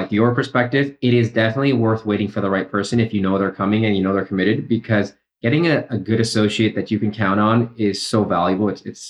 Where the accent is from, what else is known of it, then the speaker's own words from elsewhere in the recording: Canada; I was born in Canada, but my parents are South American. So my mom is from Ecuador and my dad is from Uruguay.